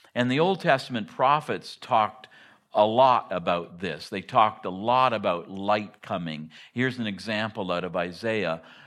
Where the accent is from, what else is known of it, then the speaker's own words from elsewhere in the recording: Hartington, Ontario, Canada; moved away as an adult; also born or lived in Harrowsmith, Ontario / Ottawa; now in Willow, United States; I grew, I grew up in Hardington, Ontario, which is even more in the sticks than Harrowsmith.